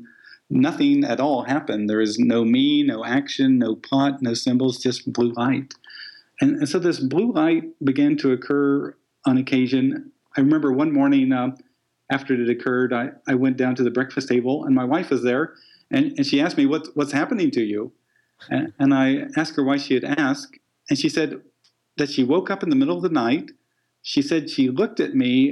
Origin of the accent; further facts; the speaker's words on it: Midwest, United States; I'm a guy from the Midwest